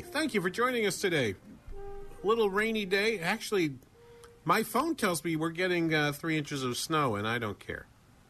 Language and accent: English; New England, United States; now in Minnesota, United States; you can hear in my voice, I'm actually from New England, and so I grew up rooting for Boston